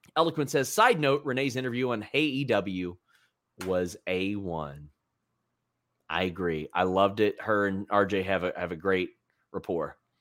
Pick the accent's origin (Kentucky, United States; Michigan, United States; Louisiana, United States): Kentucky, United States